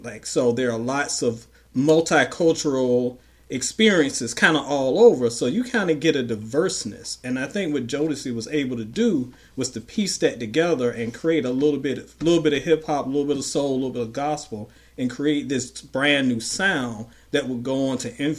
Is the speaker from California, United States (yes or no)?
no; Portsmouth, Virginia, United States; I'm from Portsmouth